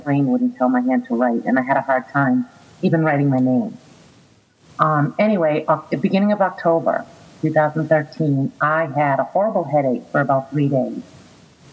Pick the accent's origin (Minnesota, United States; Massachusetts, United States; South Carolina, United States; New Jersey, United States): Massachusetts, United States; Boston; moved away as an adult; now in Florida, United States; I am originally from Boston, and I currently live in Florida. I have been here for 19 years.